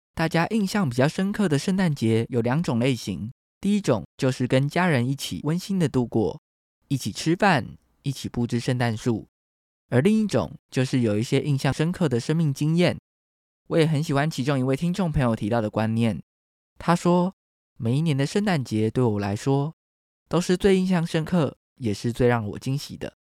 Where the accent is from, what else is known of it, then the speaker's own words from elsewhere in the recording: Taiwan; 台湾是一块宝岛，同时也是我们的家乡